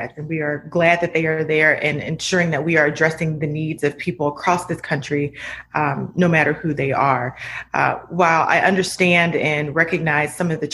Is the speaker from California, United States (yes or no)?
no; Akron, Ohio, United States; in my hometown of Akron, Ohio